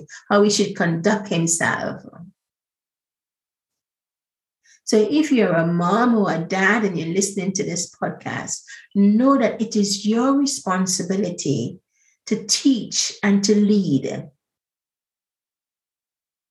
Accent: Grenada; I'm the original Spice Girl from Grenada, because I grew up on the Spice Island.

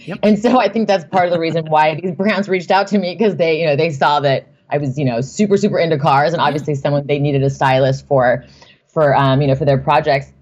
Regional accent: Newport Beach, California, United States; I grew up in Newport Beach

